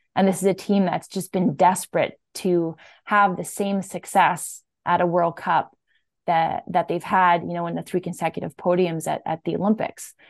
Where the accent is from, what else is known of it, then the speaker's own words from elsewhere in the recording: Saint-Bruno-de-Montarville, Quebec, Canada; I'm from Saint Bruno, Quebec, which is just outside of Montreal.